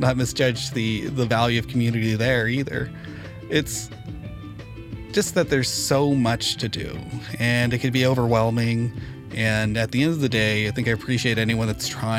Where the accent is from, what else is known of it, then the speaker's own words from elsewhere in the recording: Santa Ana, California, United States; I grew up a nerd in Santa Ana